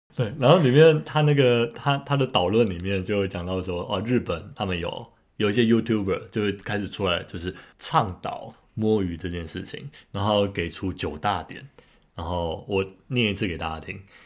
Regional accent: Taiwan; 我身为台湾人，我也想要准时下班

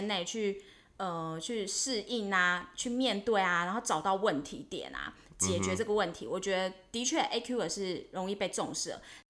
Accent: Taiwan; 我是台湾人啊，台湾狼

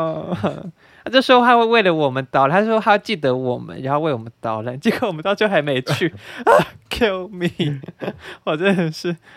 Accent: Taipei, Taiwan; 因为我是台北来的，我可以问一下，就是台中这附近有没有什么好吃的？

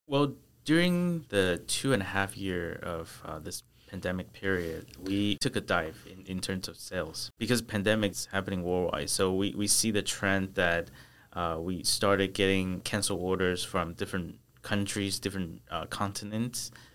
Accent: United States; born or raised there; moved away as an adult; also born or lived in Taichung, Taiwan; now in Taiwan

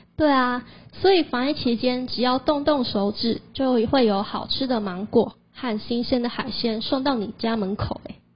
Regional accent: Fangliao, Pingtung County, Taiwan; 我可是屏东方疗土生土长的在地人呢

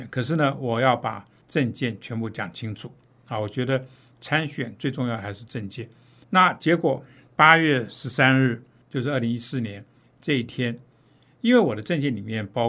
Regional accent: Taiwan; 呃，我作为一个台湾人这么多年，我从来。没有看到一个像柯文哲这样子的一种政客，

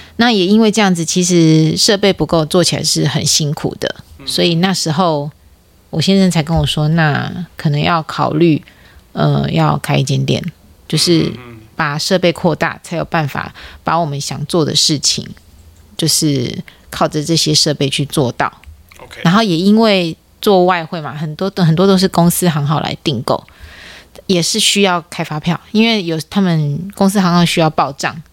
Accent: Taiwan; 不太是我们台湾人的文化

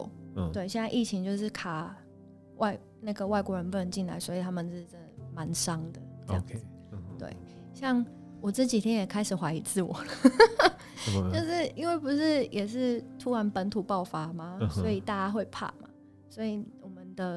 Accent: Taipei, Taiwan; also born or lived in Kaohsiung / Poland; 其实我是高雄出生，台北长大。

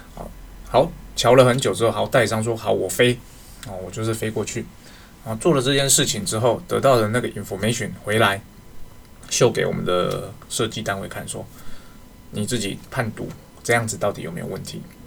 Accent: Taiwan; 我们台湾这边

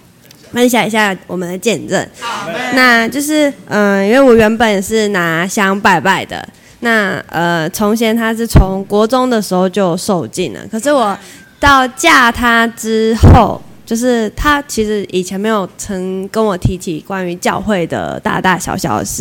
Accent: Taitung County, Taiwan; now in Linkou, Taiwan; 我是从台东嫁人上来的，所以其实，在那个地区，我也没有呃，就是呃，那种妈妈的朋友可以聊这些育儿的事情。

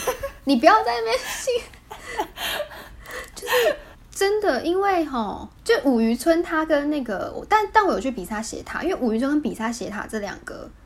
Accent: Taiwan; also born or lived in Vietnam; 我是台湾人

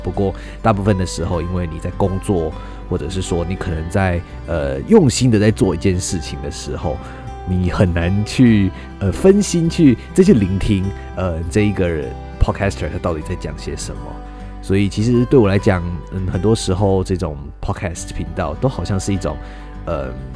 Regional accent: Tainan, Taiwan; 大家知道我是台南人

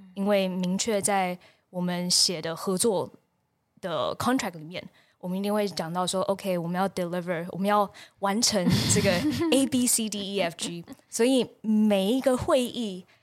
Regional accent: Taipei, Taiwan; moved away as an adult; also born or lived in United States; 我小时候在台北长大

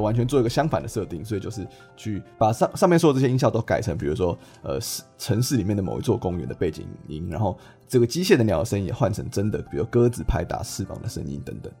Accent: Taiwan; 我身为台湾人

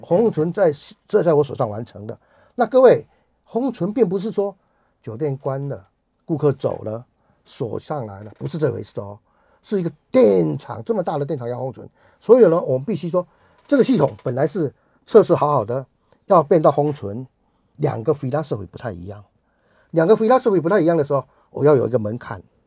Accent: rural southern Taiwan, Taiwan; 我是台，一个台湾人，一个南部乡下的台湾人

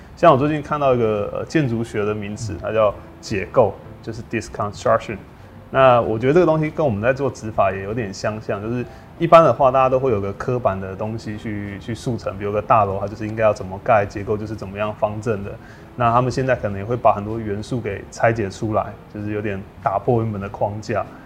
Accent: Kaohsiung, Taiwan; 因为我们都是高雄人。

